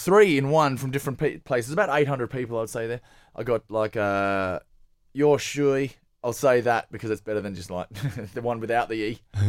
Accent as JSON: {"language": "English", "town": "Perth", "region": "Western Australia", "country": "Australia", "also_born_or_lived": "Sydney / Melbourne", "moved": "as an adult", "said": "I'm from Perth."}